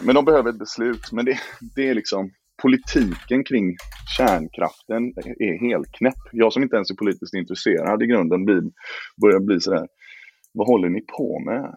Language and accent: Swedish; Gothenburg, Västra Götaland, Sweden; moved away; jag är en trebarnsfar från Göteborg och bor nu i Göteborg igen efter många turer runt om